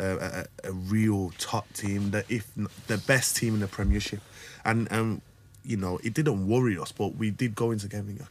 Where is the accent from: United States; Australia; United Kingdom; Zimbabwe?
United Kingdom; Wolverhampton, West Midlands; born or raised there